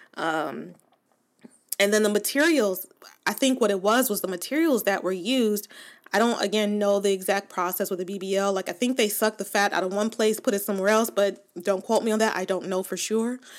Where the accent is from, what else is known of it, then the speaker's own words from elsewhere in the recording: Los Angeles, California, United States; I was born and raised in Los Angeles or in, in Southern California